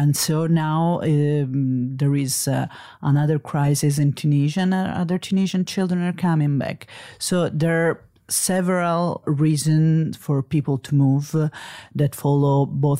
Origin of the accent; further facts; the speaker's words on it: Italy; I'm a journalist from Italy.